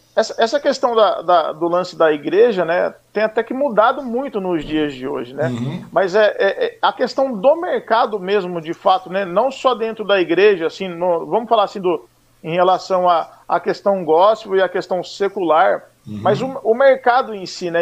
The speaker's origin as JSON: {"language": "Portuguese", "town": "Mogi Guaçu", "region": "São Paulo", "country": "Brazil", "tie": "born or raised there", "said": "eu sou natural de Mogi Guaçu, interior de São Paulo"}